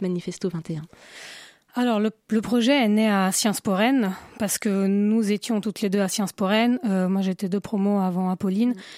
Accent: Italy; now in Paris, France; je suis italienne, je voulais euh, un nom italien.

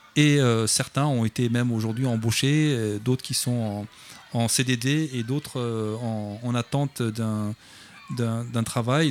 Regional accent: Clichy-sous-Bois, Île-de-France, France; J'habite Clichy-sous-Bois depuis 40 ans maintenant

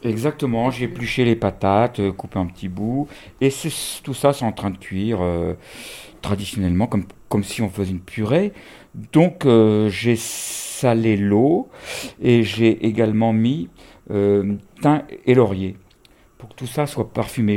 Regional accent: France; j'ai grandi en France

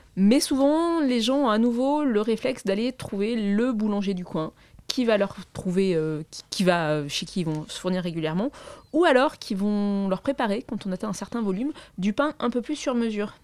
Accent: Marseille, Provence-Alpes-Côte d'Azur, France; je suis marseillaise, alors je prononce les S

